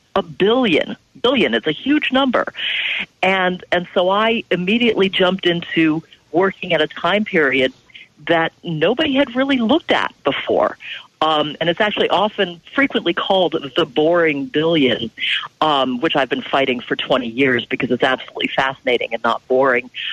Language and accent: English; Ohio, United States; I grew up in Ohio